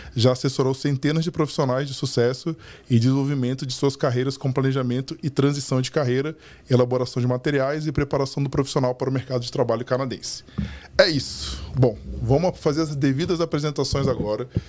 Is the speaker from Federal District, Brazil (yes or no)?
yes; Brasília, Federal District, Brazil; moved away; also born or lived in São Paulo; eu sou de Brasília, quando eu morei em São Paulo